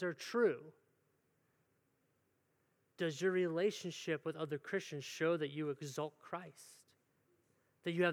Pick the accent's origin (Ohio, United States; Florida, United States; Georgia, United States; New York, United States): Ohio, United States; Cleveland; moved away; I'm from Cleveland area